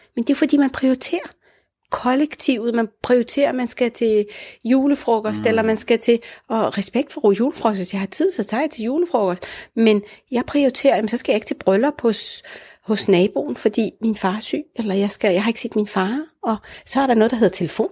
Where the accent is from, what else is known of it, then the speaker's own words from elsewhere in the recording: Denmark; also born or lived in Morocco; Jeg er jo både dansk, når jeg åbner munden og taler, og i og med, at jeg har været her hele mit liv